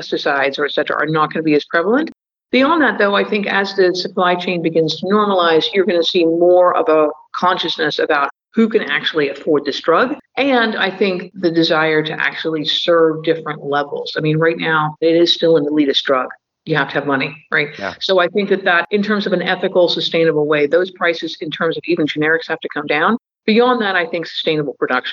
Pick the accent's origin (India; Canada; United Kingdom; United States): United Kingdom; England; moved away; I grew up in England when they were just joining Europe